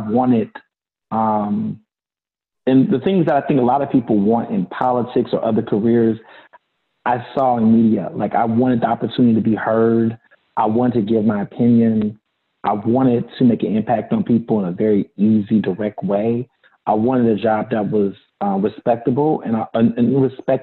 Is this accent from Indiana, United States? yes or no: no; Houston, Texas, United States; also born or lived in Chicago, Illinois; When I was around six, seven years old, I moved to Houston, Texas with my mom and my brother